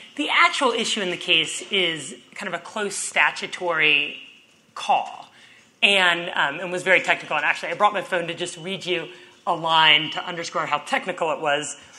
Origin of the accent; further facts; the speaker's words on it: Texas, United States; my home state of Texas